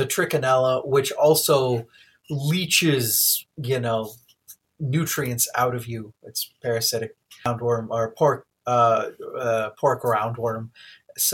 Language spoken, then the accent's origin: English; United States; I grew up in the United States, but, you know, largely Indian, Hindu